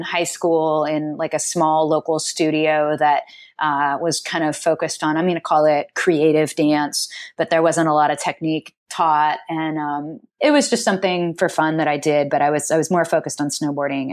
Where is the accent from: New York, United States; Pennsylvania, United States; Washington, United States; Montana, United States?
Washington, United States; Seattle; also born or lived in Snohomish, Washington; I'm from Seattle originally, born and raised, and then I, we moved to Snohomish, which is about four, an hour north of Seattle